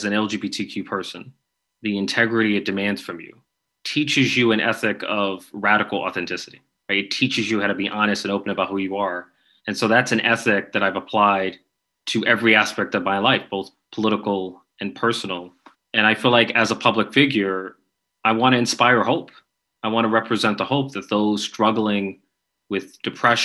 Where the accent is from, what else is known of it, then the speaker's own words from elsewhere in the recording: New York, United States; I'm from New York